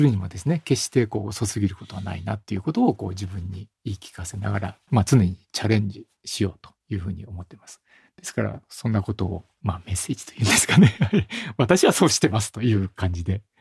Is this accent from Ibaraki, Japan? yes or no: no; Nagoya, Aichi, Japan; 当時僕は名古屋なんですけれど、名古屋で外国人を見ることってなかったんですよ